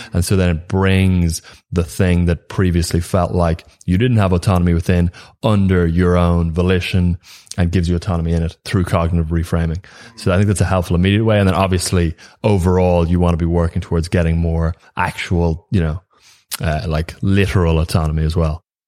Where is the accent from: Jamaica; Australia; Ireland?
Ireland; being Irish